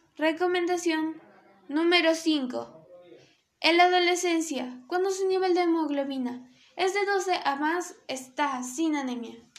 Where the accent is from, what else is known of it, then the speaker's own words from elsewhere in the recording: Peru; Obviamente de Perú, que es donde yo nací. Este es mi país, Perú.